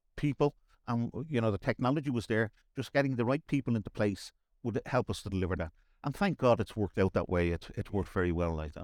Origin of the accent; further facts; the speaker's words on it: Dublin, Leinster, Ireland; accent: Dublin; I grew up in Raffarnham